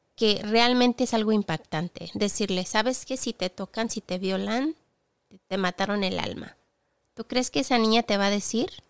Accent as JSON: {"language": "Spanish", "region": "southern Spain", "country": "Spain", "moved": "yes", "lives_now": "England", "said": "sur de España que es de donde soy, aquí en Inglaterra, donde vivo"}